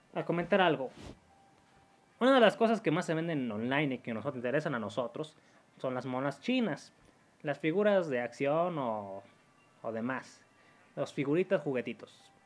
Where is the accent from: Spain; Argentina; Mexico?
Mexico; Como muchos mexicanos, yo tengo conocidos en Canadá y Estados Unidos